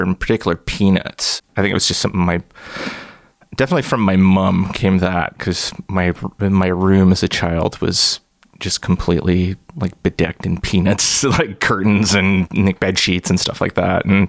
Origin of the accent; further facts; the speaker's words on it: Brampton, Ontario, Canada; I grew up in Brampton. It's like 45 minutes or so northwest of Toronto